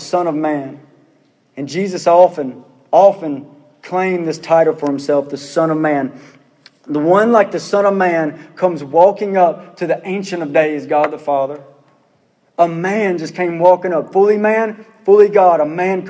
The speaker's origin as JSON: {"language": "English", "town": "Pearl", "region": "Mississippi", "country": "United States", "said": "I'm from Pearl"}